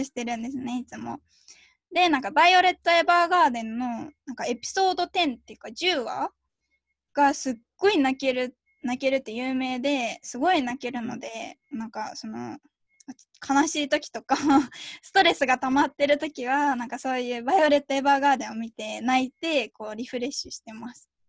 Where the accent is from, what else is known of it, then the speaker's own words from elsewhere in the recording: Yokohama, Kanagawa, Japan; 小学校とかで結構なんか毎回毎回横浜市の歌を歌わされ